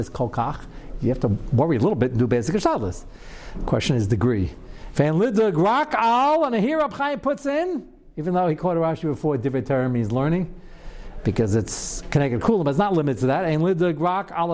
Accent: New York, United States; I'm a New Yorker

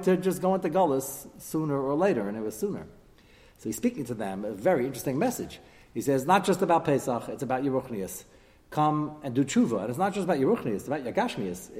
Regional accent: United States; as an American

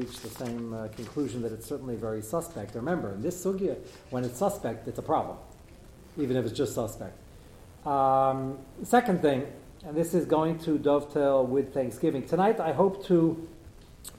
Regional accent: United States; As an American

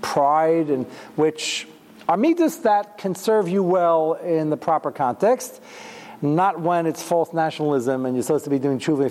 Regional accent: United States; I'm American

